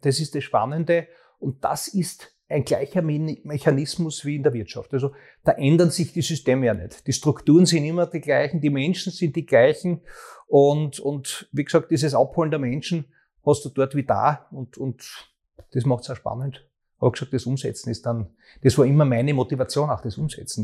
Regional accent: Graz, Styria, Austria; für meine Heimatstadt, in der ich auch geboren worden bin

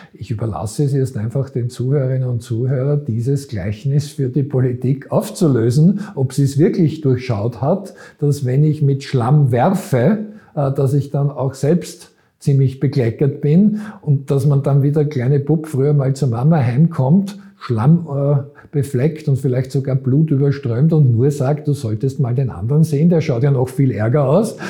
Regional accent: Vienna, Austria; also born or lived in Graz; Wiener wie ich

